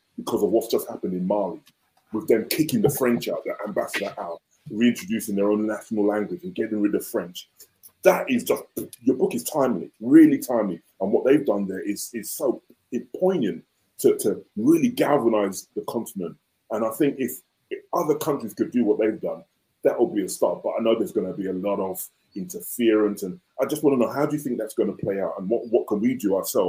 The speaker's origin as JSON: {"language": "English", "region": "London", "country": "United Kingdom", "tie": "born or raised there", "said": "I'm Igbo from Nigeria. My family is from Nigeria. I was born here in the UK"}